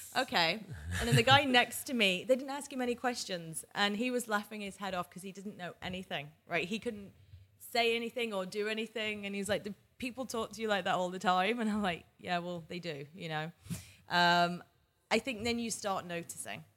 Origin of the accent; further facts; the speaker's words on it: Manchester, North West England, United Kingdom; moved away as an adult; also born or lived in New York / Boston / San Diego / Abu Dhabi; now in London, United Kingdom; I was born in Manchester, England. I stayed there until I was eighteen, and then I moved to London.